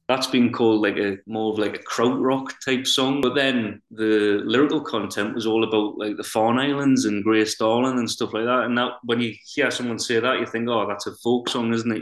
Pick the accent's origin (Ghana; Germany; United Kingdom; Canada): United Kingdom; North Shields, North East England; I'm from North Shields on Tyneside. I've always lived here, I've grown up here.